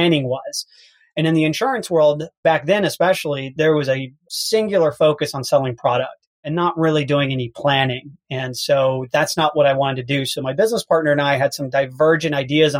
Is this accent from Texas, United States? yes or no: yes; Houston, Texas, United States; I'm from Houston, Texas.